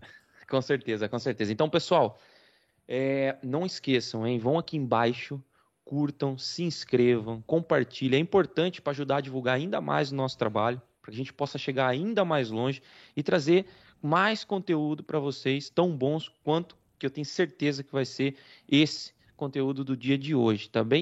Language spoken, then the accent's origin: Portuguese; Rio Claro, São Paulo, Brazil; moved away as an adult; also born or lived in Iporã, Paraná; now in Portugal; eu também passei boa parte da minha infância em Rio Claro. Na verdade, na verdade, eu sou paranaense, eu sou de uma cidade chamada Iporã, no Paraná, do oeste do Paraná